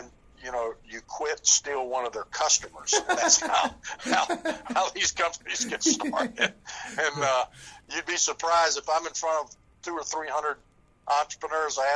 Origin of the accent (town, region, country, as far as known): Southern United States, United States; accent: Southern